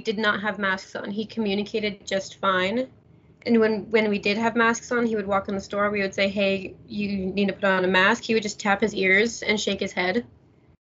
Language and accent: English; Idaho, United States; I'm from Idaho